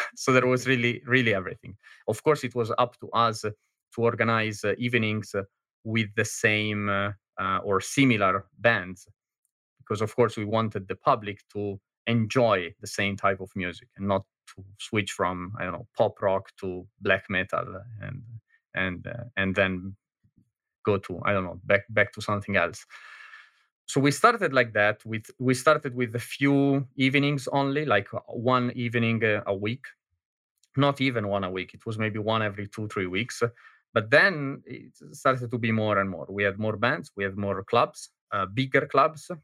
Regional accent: Milan, Lombardy, Italy; moved away as an adult; now in Berlin, Germany; I am Italian from Milano, but, uh, I am living in, uh, in beautiful Berlin, Germany since, uh, eight years and a half now

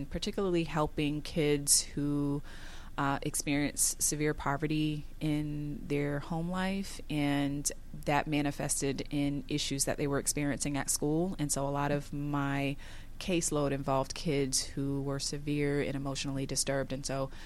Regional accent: Providence, Rhode Island, United States; now in Gwinnett County, United States; I'm from originally from Providence, Rhode Island, where I was born and raised

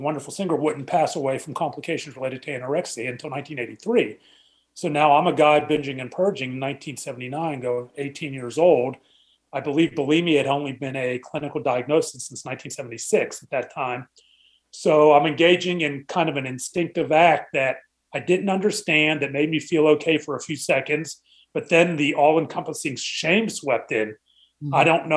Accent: Pittsburgh, Pennsylvania, United States; moved away as an adult; now in Dallas, United States; I was born and raised in Pittsburgh.

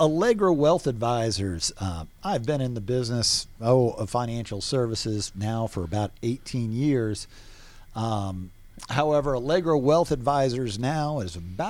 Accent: Atlanta, Georgia, United States; moved away as an adult; also born or lived in Boston / New Orleans; I grew up here in Atlanta. Spent a little bit of cold time in the city of Boston, but 13 years in New Orleans. Moved back to Atlanta in 2002.

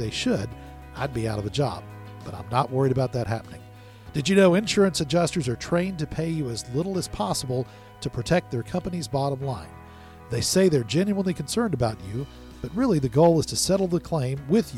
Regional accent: United States; I grew up in the South Alabama, the Panhandle of Florida

